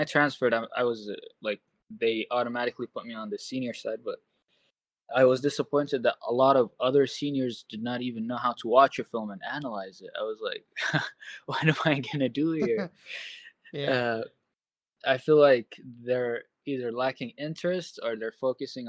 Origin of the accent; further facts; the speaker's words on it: Saudi Arabia; also born or lived in Los Angeles, United States; now in Portland, United States; I'm originally from Saudi Arabia, if that changes anything. I've been in America since 2010